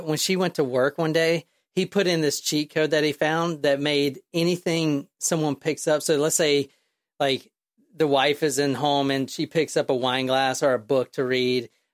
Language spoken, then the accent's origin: English; United States; I'm an American